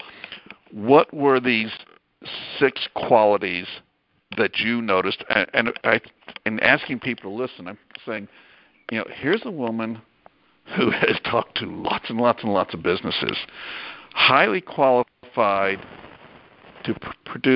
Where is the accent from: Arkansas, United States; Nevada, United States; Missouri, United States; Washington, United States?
Arkansas, United States; my home state of Arkansas.